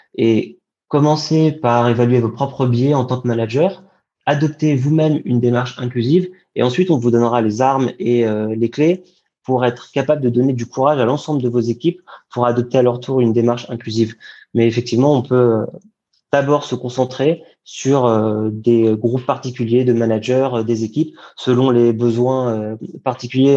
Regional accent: Paris, Île-de-France, France; J'ai grandi à Paris, en région parisienne

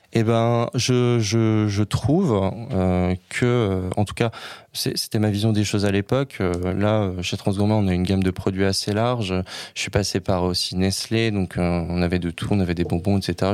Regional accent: Saint-Nazaire, Pays de la Loire, France; moved away as an adult; now in Paris, France; Je suis originaire, comme beaucoup de gens, pas du tout de Paris, de Saint-Nazaire en Loire-Atlantique, près de Nantes

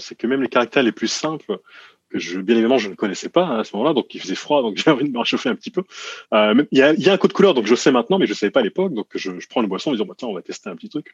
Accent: France; now in Japan; en tant que Français ici, je passe, je passe pour un Américain

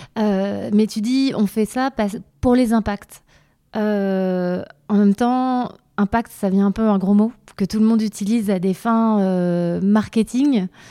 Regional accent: Vosges, Grand Est, France; je viens des Vosges

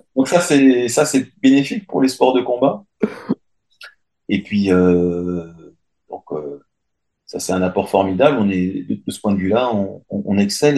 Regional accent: France; je suis français

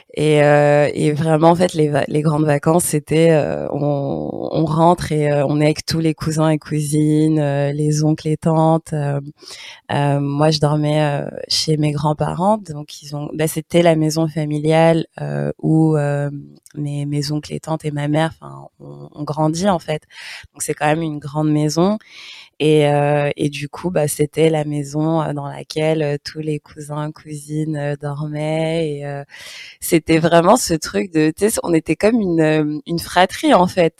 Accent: Paris region, Île-de-France, France; accent: French, Parisian; moved away as an adult; Moi, j'ai grandi en HLM, euh, donc euh, vite banlieusarde

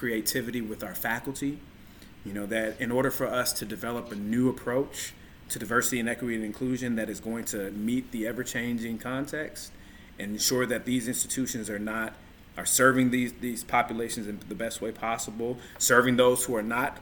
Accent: United States; being born and raised in America.

